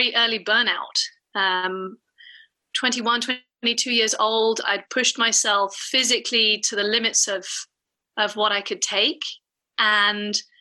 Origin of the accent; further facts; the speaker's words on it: United Kingdom; I'm British